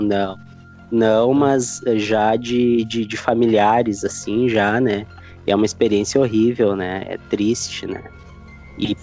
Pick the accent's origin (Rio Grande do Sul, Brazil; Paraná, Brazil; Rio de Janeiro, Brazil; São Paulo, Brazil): Rio Grande do Sul, Brazil; Porto Alegre; sou daqui de Porto Alegre